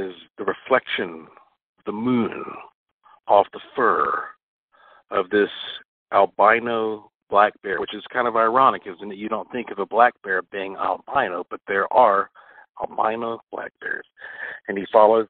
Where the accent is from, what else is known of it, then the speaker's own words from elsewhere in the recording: North Carolina, United States; also born or lived in Puerto Rico; I was born in North Carolina